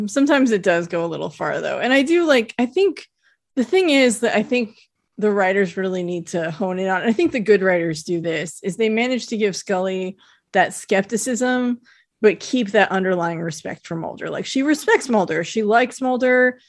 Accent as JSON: {"language": "English", "town": "South Lake Tahoe", "region": "California", "country": "United States", "tie": "born or raised there", "said": "I grew up in South Lake Tahoe"}